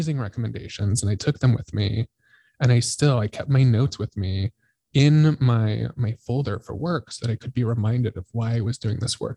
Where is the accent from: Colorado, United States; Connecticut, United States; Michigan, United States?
Colorado, United States; moved away; I'm from Colorado and my parents live like 2 hours south of Denver